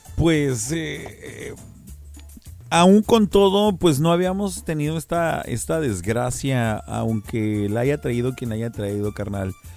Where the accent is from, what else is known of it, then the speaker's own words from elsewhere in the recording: Mexico; nosotros como mexicanos